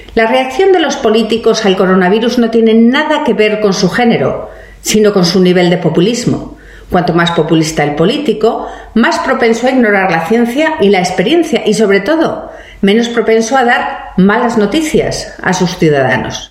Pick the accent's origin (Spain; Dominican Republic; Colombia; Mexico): Spain; yo soy española